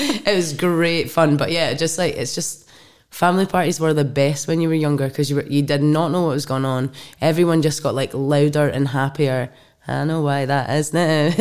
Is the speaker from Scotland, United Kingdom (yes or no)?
yes; Clackmannanshire, Scotland, United Kingdom; also born or lived in Alloa / Tillicoultry / Tullibody; Clackmannanshire. So I was kind of, like, dotted all over, like, sometimes Tullabuddy or Alloa or Tillicoutry as well